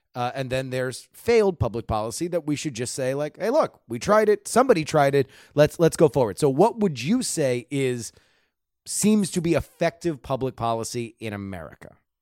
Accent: Florida, United States; I grew up in Florida

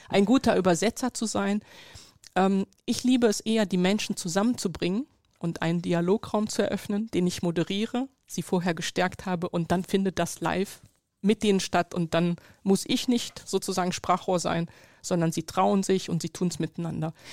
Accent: Germany; ich bin in Deutschland geboren, hier aufgewachsen, sozialisiert

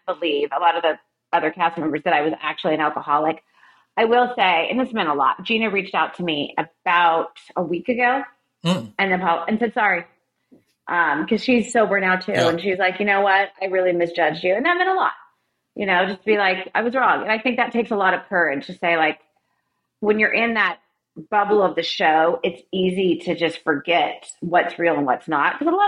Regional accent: Laguna Beach, California, United States; moved away as an adult; now in Franklin, United States; Growing up in Laguna Beach

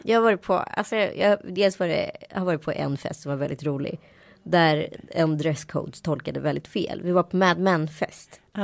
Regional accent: Sweden; accent: not fully Stockholm; moved away; also born or lived in India / Örebro / west coast of Sweden; jag kanske har en dialekt som inte är helt stockholmsk så det kan ju vara så här frågan var jag har vuxit upp och då är det så här Örebro eller västkusten

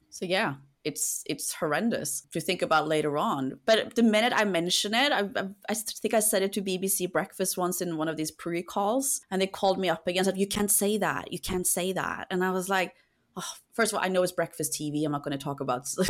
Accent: Norway; now in London, United Kingdom; I come from a country where we trust a lot. I come from Norway.

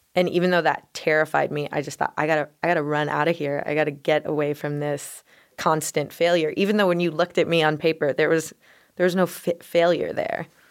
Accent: Denver, Colorado, United States; I grew up in Denver

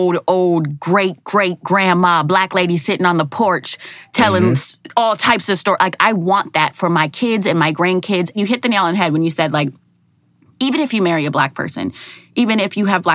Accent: Minneapolis, Minnesota, United States; born and raised in Minneapolis, Minnesota, Miss Minnesota 2007.

